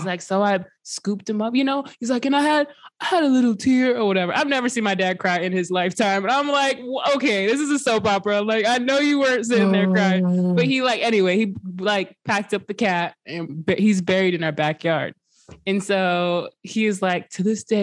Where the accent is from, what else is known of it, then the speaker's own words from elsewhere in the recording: West Coast, United States; me and my sister started growing up on the West Coast